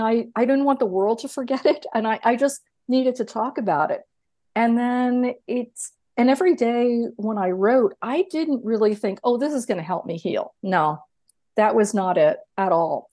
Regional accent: New York, United States; moved away; I'm originally from New York. I didn't even grow up with a car

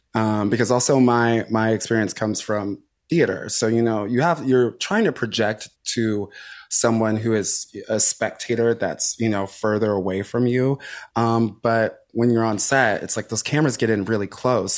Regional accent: Chicago, Illinois, United States; connects me to my roots, not only as, like, a queer person, but also as, like, a Black person, uh, as a Chicagoan

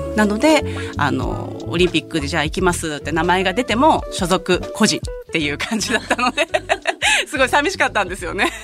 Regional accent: Kakogawa, Hyogo, Japan; 兵庫県の加古川出身

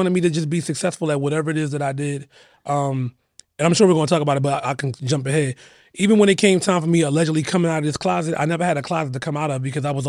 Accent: Philadelphia, Pennsylvania, United States; I'm from Philadelphia, born and raised.

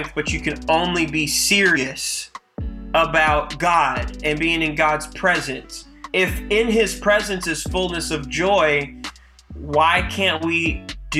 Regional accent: Battle Creek, Michigan, United States; now in Houston, United States; I grew up in the great state of Michigan, holler at you boy, pure Michigan, in a city called Battle Creek.

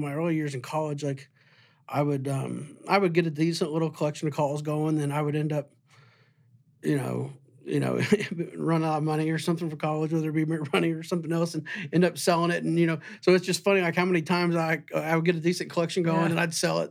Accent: Southern Illinois, United States; growing up in Southern Illinois

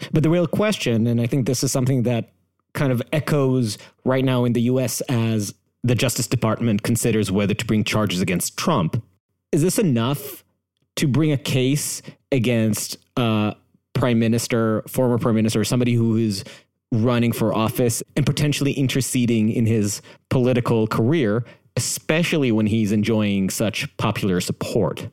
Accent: Jerusalem, Jerusalem District, Israel; I grew up in Jerusalem

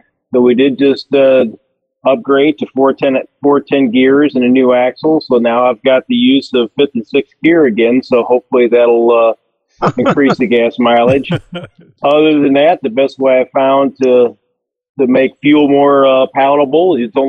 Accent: Missouri, United States; So we're just outside of St. Louis, Missouri.

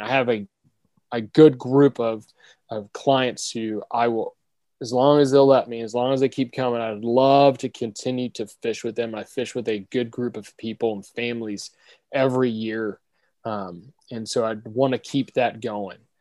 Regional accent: Orlando, Florida, United States; I grew up here in Orlando

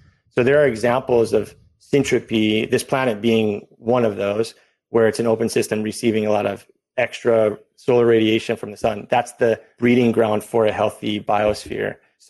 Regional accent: Hawaii, United States; Being Native Hawaiian and Indigenous as a base, it's part of the culture and values

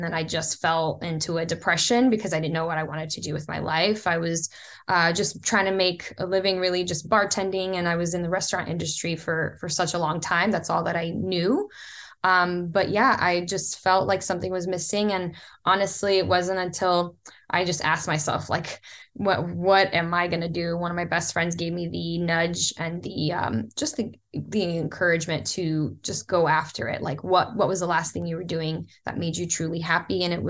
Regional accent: Florida, United States; also born or lived in Brazil; So I was born in Brazil. My mom got hit with the American dream like so many immigrants do. She landed in South Florida and met who I consider now my father. He raised me.

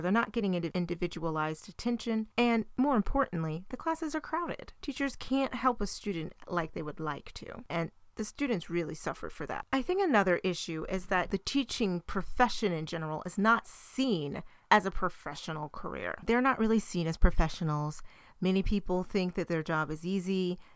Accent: United States; our country

